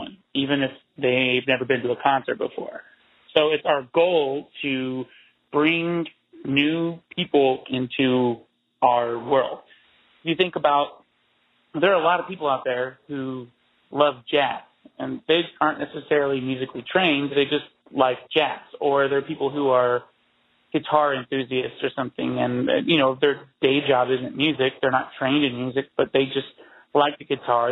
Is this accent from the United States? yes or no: yes; Oklahoma, United States; moved away as an adult; also born or lived in Tallahassee; now in Oklahoma City, United States; I'm from Oklahoma